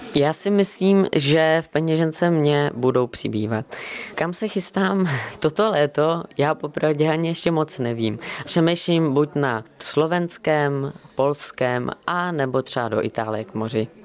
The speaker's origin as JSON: {"language": "Czech", "region": "Bohemia", "country": "Czechia", "said": "A já jsem mu říkal z Čech"}